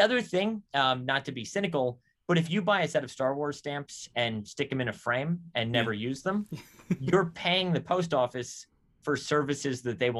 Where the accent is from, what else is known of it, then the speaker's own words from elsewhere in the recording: California, United States; moved away; I'm from California originally.